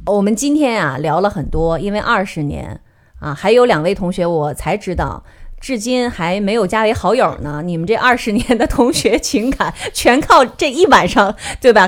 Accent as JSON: {"language": "Chinese", "region": "Northeast China", "country": "China", "said": "我们东北人"}